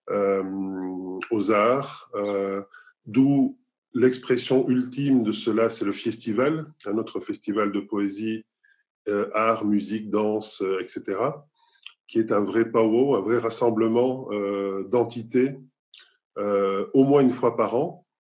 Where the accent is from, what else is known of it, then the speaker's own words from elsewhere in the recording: Nice, Provence-Alpes-Côte d'Azur, France; born there; Mon pays d'origine, parce que je suis, né, je suis né à Nice en France.